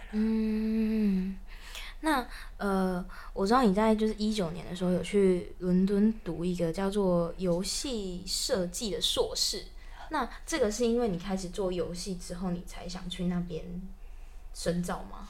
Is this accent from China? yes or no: no; Taichung, Taiwan; moved away as an adult; now in Taipei, Taiwan; 我不是台北人，然后嗯。我是从台中，我是台中人，然后来台北工作之后